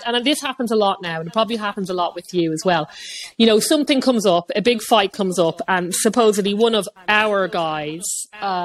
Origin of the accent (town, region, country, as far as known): Ireland